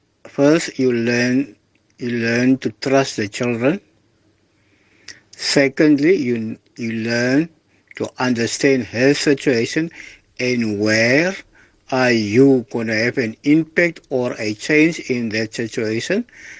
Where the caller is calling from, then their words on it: Cape Town, Western Cape, South Africa; I'm from Outback Cape Town.